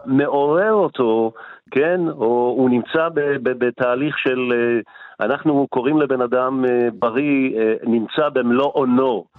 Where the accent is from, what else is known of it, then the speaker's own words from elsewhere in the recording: Morocco; now in Israel; אני בא ממרוקו